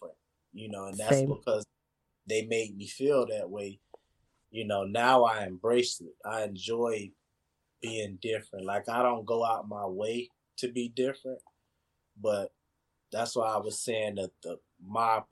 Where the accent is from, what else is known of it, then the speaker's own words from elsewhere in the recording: Mississippi, United States; moved away; also born or lived in Florida; I grew up in Mississippi